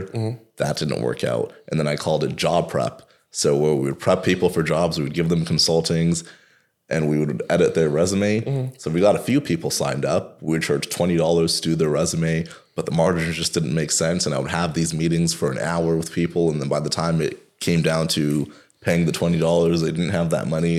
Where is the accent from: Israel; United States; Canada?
Canada; Toronto, Ontario; I am a kid from Rexdale